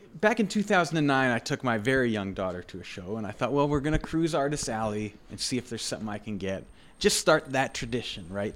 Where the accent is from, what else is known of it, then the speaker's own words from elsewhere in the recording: Dauphin, Manitoba, Canada; moved away as an adult; now in Winnipeg, Canada; growing up in Dauphin